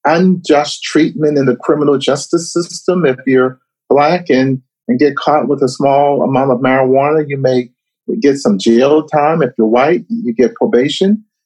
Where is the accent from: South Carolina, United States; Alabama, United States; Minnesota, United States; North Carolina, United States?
South Carolina, United States; Charleston; born or raised there